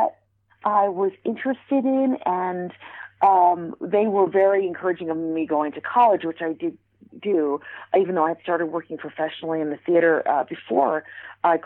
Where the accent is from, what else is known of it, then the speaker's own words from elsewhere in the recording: New York City, New York, United States; being a New Yorker